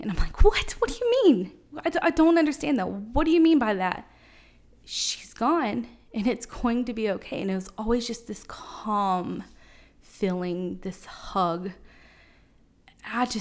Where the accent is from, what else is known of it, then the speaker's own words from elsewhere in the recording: Seymour, United States; also born or lived in Florida; I was born in Florida, but somehow made it here in Seymour in fourth grade. I grew up in Seymour schools